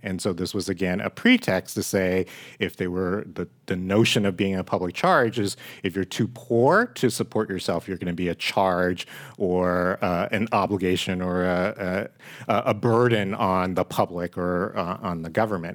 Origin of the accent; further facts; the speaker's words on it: San Francisco, California, United States; also born or lived in Hong Kong; I actually came on a passenger ship. from Hong Kong to San Francisco, um, at the age of three and grew up here in the city